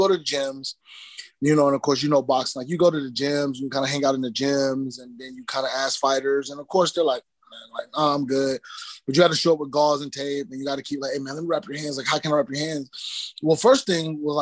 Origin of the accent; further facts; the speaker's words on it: Central Texas, United States; I grew up in Central Texas in a small town